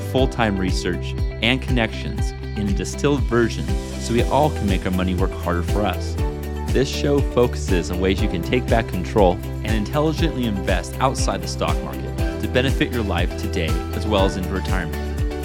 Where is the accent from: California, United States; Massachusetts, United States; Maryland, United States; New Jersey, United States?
California, United States; Northern California above Sacramento, United States; I grew up in Northern California above Sacramento.